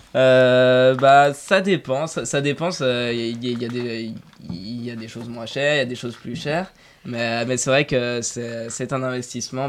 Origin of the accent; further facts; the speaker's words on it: Dijon, Bourgogne-Franche-Comté, France; now in Paris, France; je viens de Dijon